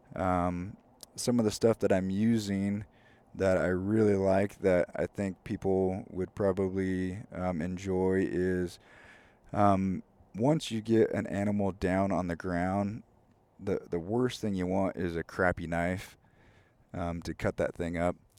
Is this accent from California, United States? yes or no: yes; California, United States; now in Spokane, United States; growing up in California, it's definitely not as rainy. It's definitely not as cold. Um, so moving to Spokane